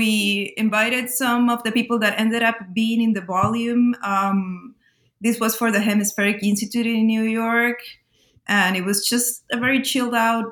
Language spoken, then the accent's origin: English; Lima, Peru; I was born and raised in Lima in Peru